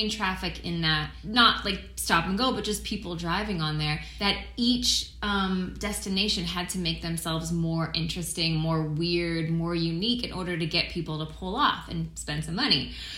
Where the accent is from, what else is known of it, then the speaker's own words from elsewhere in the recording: East Coast, United States; I've always lived in big cities. I'm from the East Coast originally, and I've always grown up in a city.